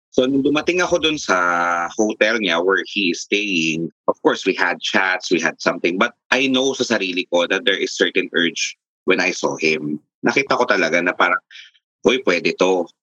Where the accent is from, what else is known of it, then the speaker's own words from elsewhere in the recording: Nueva Ecija, Central Luzon, Philippines; now in Taguig, Philippines; Tubong Nueva Ecija at currently I'm residing here in Taguig.